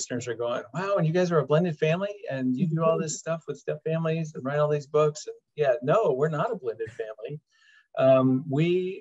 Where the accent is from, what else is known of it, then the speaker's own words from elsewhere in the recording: Des Moines, Iowa, United States; we both were born and raised in Des Moines, Iowa.